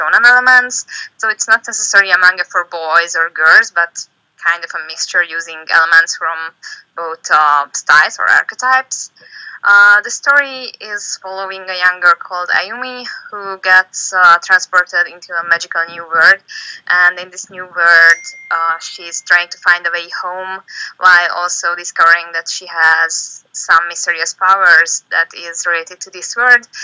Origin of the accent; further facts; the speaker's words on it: Hungary; I'm a manga artist from Hungary